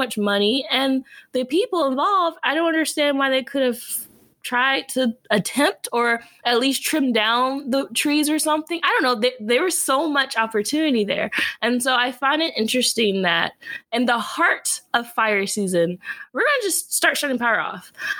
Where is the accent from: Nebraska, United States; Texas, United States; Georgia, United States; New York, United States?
Georgia, United States; now in California, United States; I grew up in Georgia